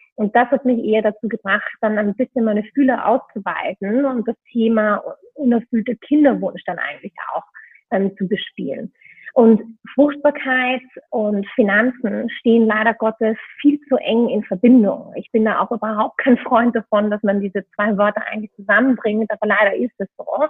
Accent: Vienna, Austria; moved away as an adult; now in Berlin, Germany; ich bin ursprünglich Wienerin, hoffentlich hört man es noch ein bisschen

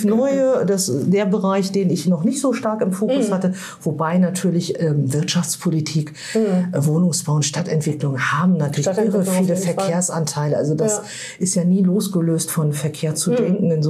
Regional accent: Lübeck, Schleswig-Holstein, Germany; also born or lived in Turkey / Kiel; aus Schleswig-Holstein. Da bin ich groß geworden, genau, in der Hansestadt Lübeck aufgewachsen, wegen dem Studium später, kurze Zeit später danach Kiel gezogen und seitdem eben auch seit über 25 Jahren in Kiel wohne.

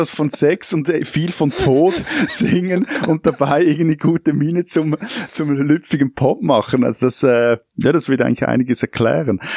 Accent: Switzerland; Man versteht mhm. als Schweizer plus minus, auch, auch, äh, auch wenn ein … singt, also so dieses ganz, dieser ganz starke Wiener Akzent

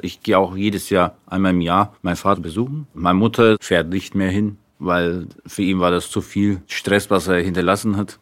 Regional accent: Nuremberg, Bavaria, Germany; Ich bin in Deutschland geboren

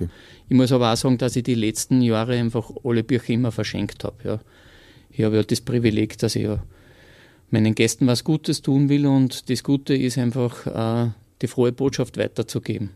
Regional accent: Austria; bei uns in Österreich

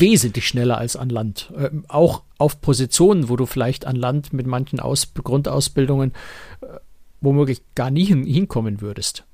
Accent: Germany; wir als Deutsche

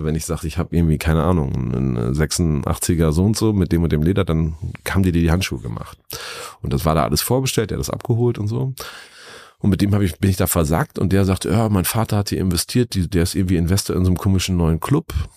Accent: Lower Saxony, Germany; moved away as an adult; now in Hamburg, Germany; ich komme aus Niedersachsen vom Land und bin da an einem Landgasthof aufgewachsen

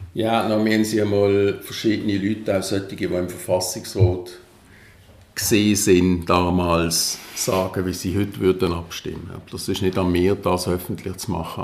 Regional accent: Basel, Basel-Stadt, Switzerland; bei uns in Basel

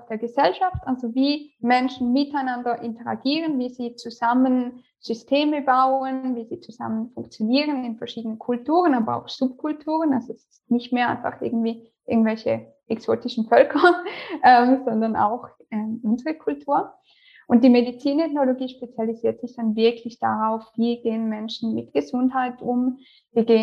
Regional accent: St. Gallen, Switzerland; now in Lausanne, Switzerland; Meine Firma ist noch angemeldet in St.

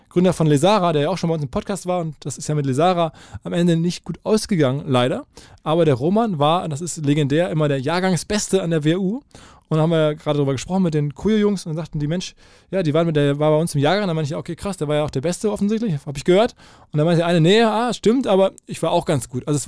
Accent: Dortmund, North Rhine-Westphalia, Germany; Ich komme äh, aus ich Dortmund komm aus

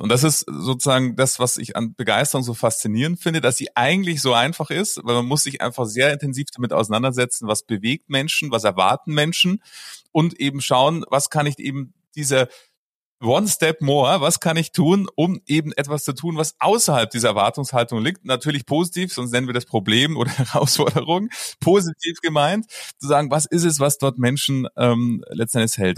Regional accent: Munich, Bavaria, Germany; Also ich bin geboren im schönen München und ähm, somit äh, dort aufgewachsen und habe mein ganzes Leben bis auf das letzte Jahr, da bin ich nämlich in die Berge gezogen, äh, dort gelebt

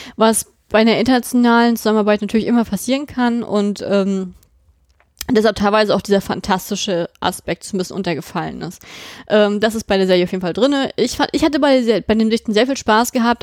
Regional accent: Germany; bei uns in Deutschland

